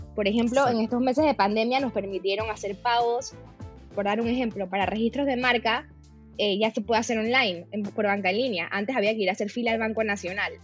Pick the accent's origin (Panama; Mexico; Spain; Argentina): Panama; también soy abogada panameña